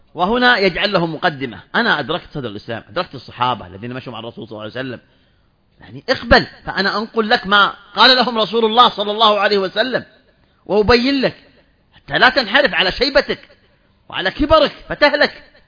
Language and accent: Arabic; Saudi Arabia; عندنا في المملكة العربية السعودية